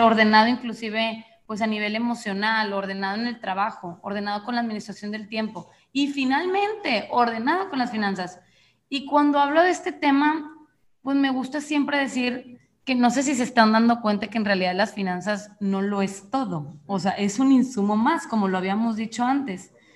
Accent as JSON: {"language": "Spanish", "town": "Monterrey", "region": "Nuevo León", "country": "Mexico", "said": "yo efectivamente soy mexicana del norte, soy de Monterrey"}